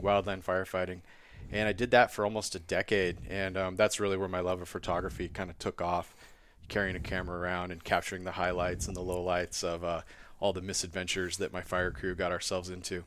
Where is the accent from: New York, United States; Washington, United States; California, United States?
Washington, United States; rural town just north of Wenatchee; I grew up on the West Coast. I'm from Washington State in the Cascade Mountains. I grew up in a tiny rural town just north of Wenatchee